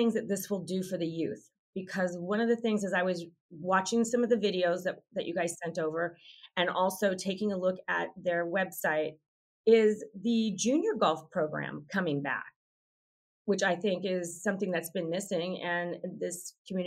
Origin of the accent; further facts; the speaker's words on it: Northern California, United States; I'm actually from Northern California, where there is a Topgolf in Roseville